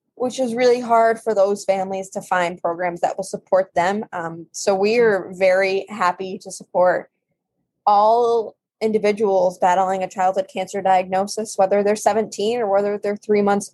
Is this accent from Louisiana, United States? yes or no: no; Massachusetts, United States; I'm from Massachusetts